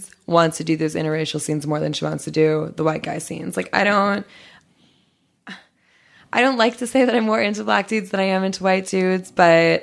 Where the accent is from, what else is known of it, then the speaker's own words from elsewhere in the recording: Georgia, United States; first language Portuguese; English is a second language; also born or lived in Brazil; I grew up a little bit in Georgia